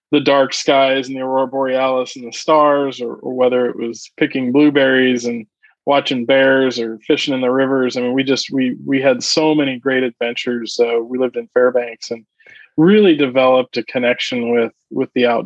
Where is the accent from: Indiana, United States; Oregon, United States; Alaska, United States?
Alaska, United States; born there; also born or lived in Omaha, Nebraska; I was born in Alaska, and mm-hmm. uh, my dad was was stationed there. He was a pilot in the Air Force, and we did a couple of tours there